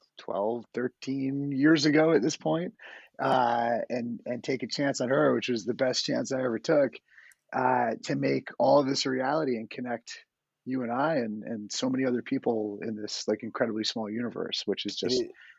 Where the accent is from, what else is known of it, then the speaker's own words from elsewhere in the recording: Spring Valley, New York, United States; also born or lived in Bronx, New York / Suffern, New York; I grew up in Spring Valley. And we moved to Suffern when I was going into high school.